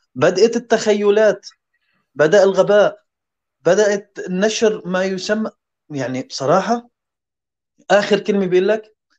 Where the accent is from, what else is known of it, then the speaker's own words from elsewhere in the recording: Syria; moved away as an adult; now in Denmark; هذا البلد أول ما جينا عليه نحن كسوريين، كلاجئين